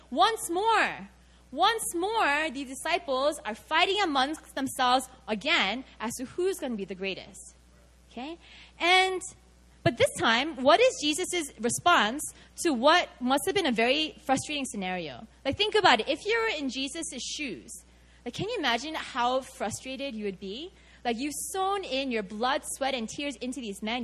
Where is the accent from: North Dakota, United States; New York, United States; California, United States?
New York, United States; New York City; moved away as an adult; now in Seoul, South Korea; I grew up Korean in America, and specifically I grew up in New York City.